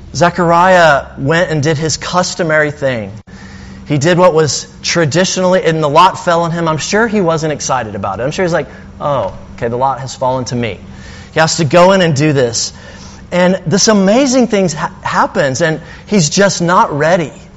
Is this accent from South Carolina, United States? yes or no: no; Alabama, United States; now in Castro Valley, United States; I'm from Alabama